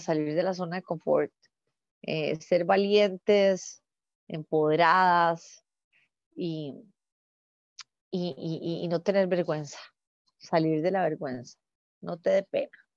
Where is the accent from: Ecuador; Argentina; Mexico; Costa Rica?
Costa Rica; la fundación está aterrizando los proyectos en mi país